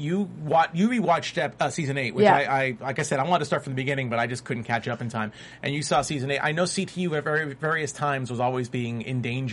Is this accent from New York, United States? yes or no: yes; New York, United States; As a New Yorker